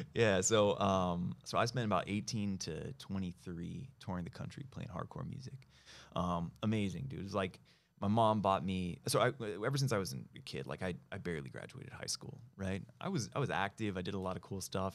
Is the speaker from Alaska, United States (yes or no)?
no; Ojai, California, United States; also born or lived in Bay Area; now in Los Angeles, United States; I was born in L.A. Uh, I went to high school in a small town up the coast called Ojai